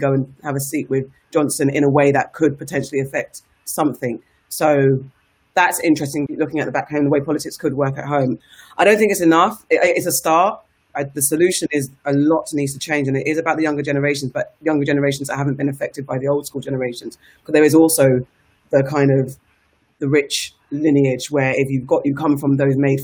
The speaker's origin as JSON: {"language": "English", "region": "England", "country": "United Kingdom", "said": "I'm from the UK"}